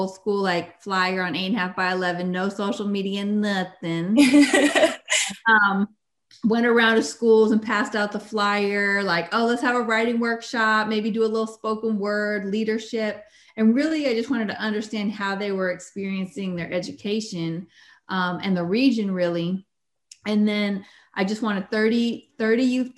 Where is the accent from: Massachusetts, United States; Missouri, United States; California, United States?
California, United States; Berkeley; moved away as an adult; also born or lived in San Francisco Bay Area; now in Sacramento, United States; a somewhat crazy white lady from Berkeley